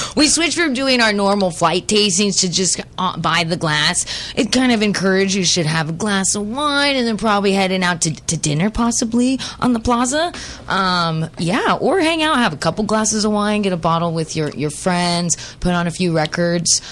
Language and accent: English; Central Valley, California, United States; I was raised in the Central Valley of California